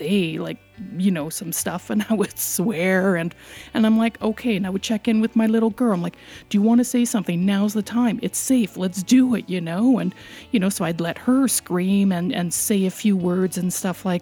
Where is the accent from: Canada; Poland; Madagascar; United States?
Canada; We're so Canadian